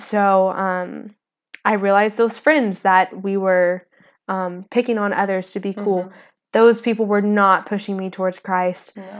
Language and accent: English; Palestine, Texas, United States; I am from East Texas